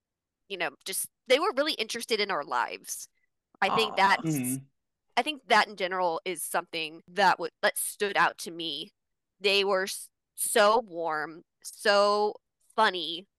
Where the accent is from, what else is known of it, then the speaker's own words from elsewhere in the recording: Denver, Colorado, United States; how I was born in Denver, Colorado.